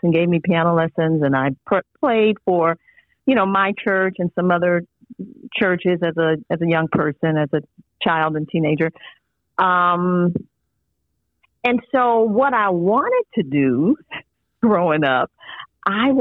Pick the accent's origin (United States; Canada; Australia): United States; Mobile, Alabama; I'm growing up in Mobile, Alabama in the 1970s.